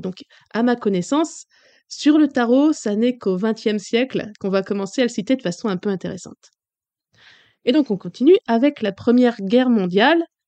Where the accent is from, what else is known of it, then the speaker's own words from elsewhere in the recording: France; Chez nous en France